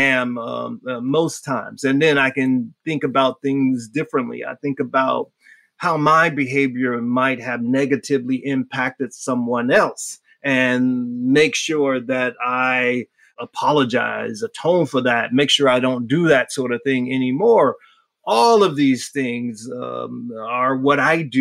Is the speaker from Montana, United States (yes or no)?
no; Miami, Florida, United States; moved away; I grew up in Miami.